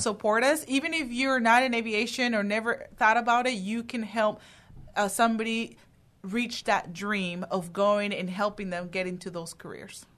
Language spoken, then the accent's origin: English; Houston, Texas, United States; also born or lived in Dominican Republic; I was born in the Dominican Republic. I immigrated to the United States when I was seven. Um, I grew up in the Houston area